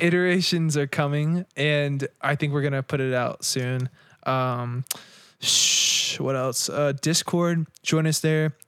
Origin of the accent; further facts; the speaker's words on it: United States; we're born in America